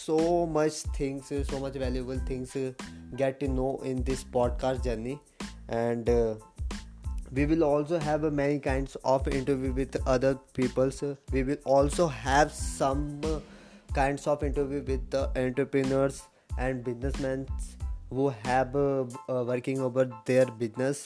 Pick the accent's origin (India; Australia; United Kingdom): India; I am from India